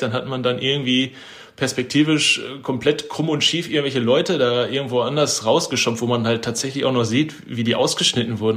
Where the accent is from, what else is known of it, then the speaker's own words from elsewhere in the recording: Bochum, North Rhine-Westphalia, Germany; ich arbeite quasi da, wo ich aufgewachsen bin mittlerweile